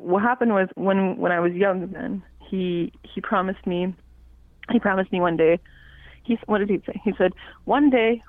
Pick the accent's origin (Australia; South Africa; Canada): Canada; Eastern James Bay Cree community, Quebec; first language Cree; now in Montreal, Canada; So I'm from the Eastern James Bay Cree community of Mississippi. I was born and raised there, and I spent a lot of my time coming up and down the James Bay, visiting the south and the north.